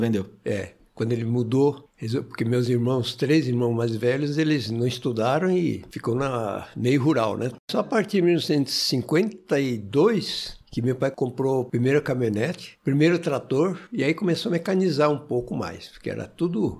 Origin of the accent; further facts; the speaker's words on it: Martinópolis, São Paulo, Brazil; Eu nasci em Martinópolis, perto do Presidente Prudente ali, uma cidade, hoje deve ter uns 25 mil habitantes.